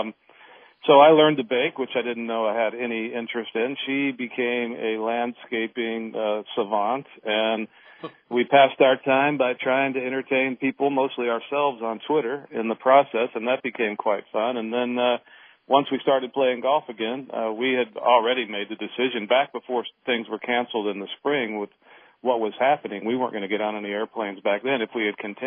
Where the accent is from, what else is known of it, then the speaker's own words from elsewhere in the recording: Nevada, United States; Nevada, which is my home state